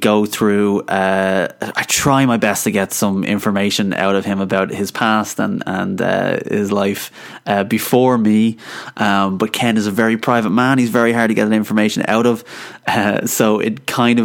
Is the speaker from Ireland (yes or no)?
yes; Ireland; I'm Irish